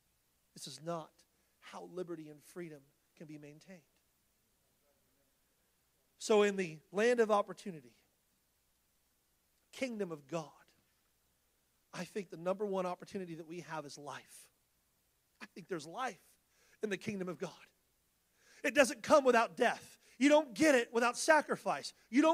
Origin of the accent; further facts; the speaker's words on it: California, United States; We come from California